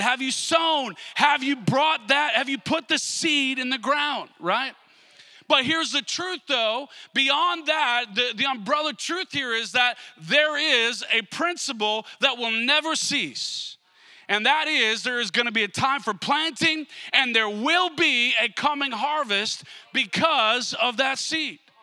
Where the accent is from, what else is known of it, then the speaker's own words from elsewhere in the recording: Minnesota, United States; I grew up I grew up in Minnesota